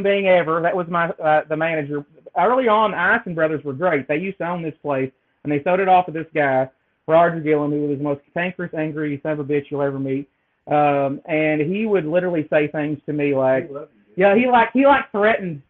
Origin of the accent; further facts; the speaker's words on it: Appalachia, Kentucky, United States; moved away as an adult; growing up in Appalachia